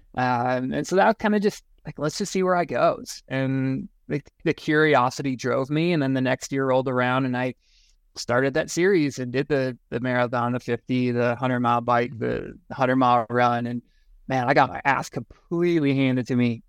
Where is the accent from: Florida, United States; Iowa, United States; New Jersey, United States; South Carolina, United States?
Iowa, United States; Eastern; moved away as an adult; now in Fairplay, United States; I grew up in Iowa. Uh, Eastern Iowa, Quad Cities